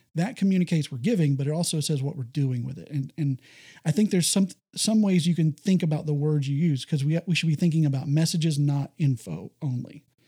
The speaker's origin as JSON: {"language": "English", "region": "Texas", "country": "United States", "tie": "born or raised there", "said": "I, I grew up here in Texas"}